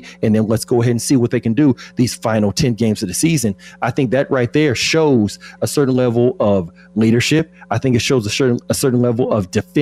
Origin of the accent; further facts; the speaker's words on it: Austin, Texas, United States; now in Houston, United States; I'm from the South. You know that. I'm from Texas. I'm from Austin. I live in Houston.